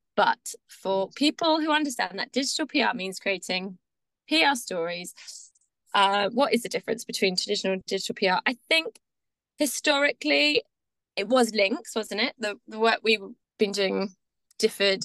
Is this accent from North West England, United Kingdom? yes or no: no; Devon, South West England, United Kingdom; moved away as an adult; now in Brighton, United Kingdom; I grew up in Devon, small town girl, moved to the big city lights of Brighton